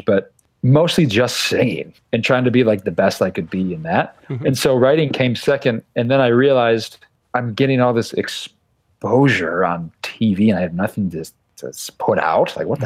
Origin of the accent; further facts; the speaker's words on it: Utica, New York, United States; I grew up in Utica